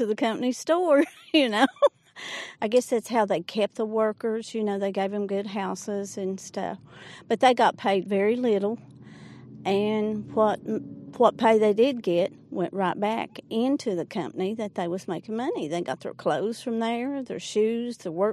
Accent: Jenkins, Kentucky, United States; I'm retired from Jenkins Head Start. I was born and raised here.

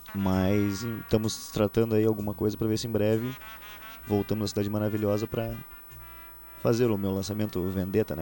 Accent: Gaúcho, Rio Grande do Sul, Brazil; só porque eu sou gaúcho

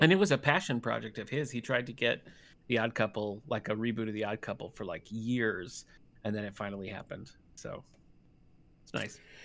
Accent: Battle Creek, Michigan, United States; moved away; I'm originally from Battle Creek, Michigan

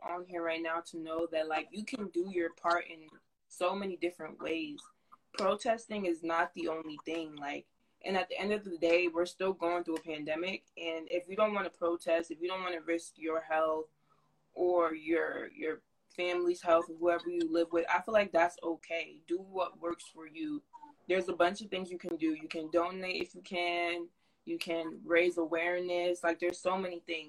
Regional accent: New Jersey, United States; I'm from Jersey, North Jersey.

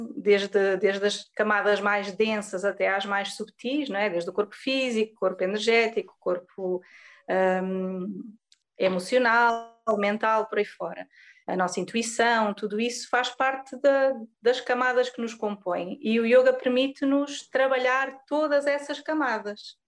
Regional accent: Pico Island, Azores, Portugal; moved away as an adult; also born or lived in Lisbon; now in Algarve, Portugal; eu sou da Ilha do Pico, do arquipélago dos Açores.

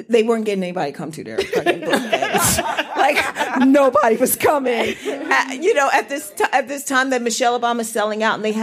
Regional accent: Washington, District of Columbia, United States; I grew up in DC

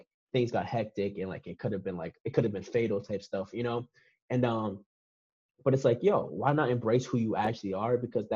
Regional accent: Boston, Massachusetts, United States; growing up in Boston and stuff like that, I grew up in the city

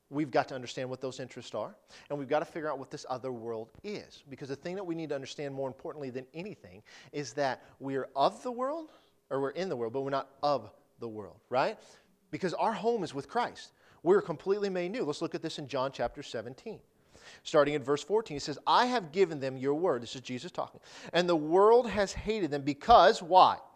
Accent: Detroit, Michigan, United States; born there; Now, I was born in Detroit, okay?

